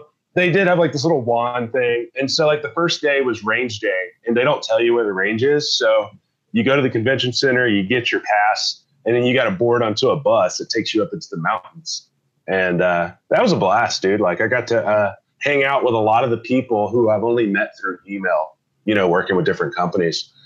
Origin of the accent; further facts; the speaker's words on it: Georgia, United States; moved away; I grew up in Georgia